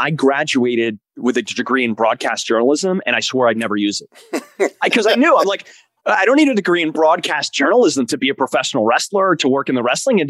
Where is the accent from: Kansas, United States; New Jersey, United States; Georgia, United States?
New Jersey, United States; Elizabeth; I grew up in Elizabeth, New Jersey.